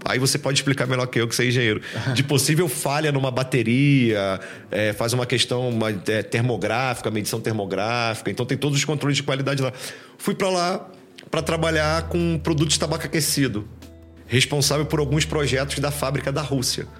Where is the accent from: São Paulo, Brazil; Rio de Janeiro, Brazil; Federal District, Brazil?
Rio de Janeiro, Brazil; Nilópolis; sou do Rio de Janeiro é, na real, sou de Nilópolis, uma cidade do Rio de Janeiro, grande Rio de Janeiro